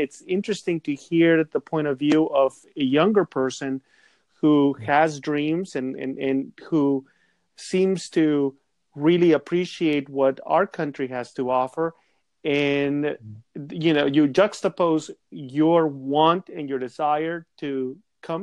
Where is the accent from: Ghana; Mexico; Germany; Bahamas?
Mexico; accent: Mexican; also born or lived in Southern California; now in United States; I'm originally from the country of Mexico, but I'm a naturalized citizen in the U.S.